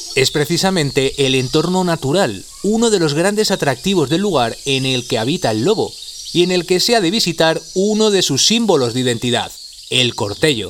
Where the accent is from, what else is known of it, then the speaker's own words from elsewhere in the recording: Lubián, Castile and León, Spain; nosotros que somos lobos de Lubián